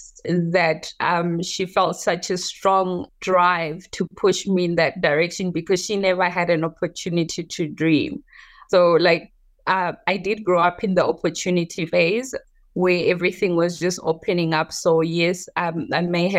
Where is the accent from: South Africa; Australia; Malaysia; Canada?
South Africa; Johannesburg, Gauteng; also born or lived in rural South Africa; Yes, I grew up in South Africa. I was partly raised in the rural parts of South Africa, and then we later moved to Johannesburg.